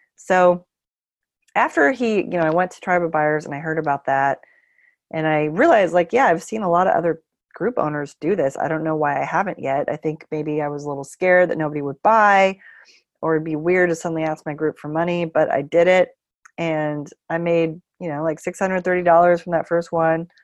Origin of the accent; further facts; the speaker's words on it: Bay Area, California, United States; moved away as an adult; also born or lived in San Francisco; now in Portland, United States; I'm from the Bay Area.